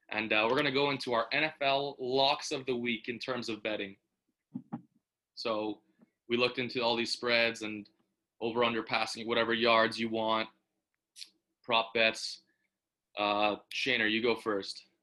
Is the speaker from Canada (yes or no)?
yes; Canada; We're from Canada. We know about this guy